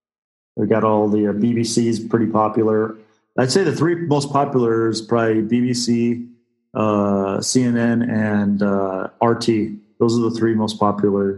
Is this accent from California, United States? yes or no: no; Washington, United States; now in Istanbul, Turkey; I'm from Washington State is where I'm from, originally West Coast.